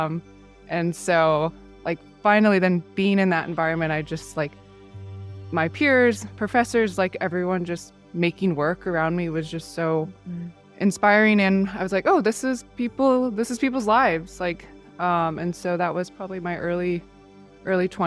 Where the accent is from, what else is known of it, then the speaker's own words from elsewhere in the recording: Encinitas, California, United States; also born or lived in San Francisco, United States; now in San Diego, United States; I grew up in Encinitas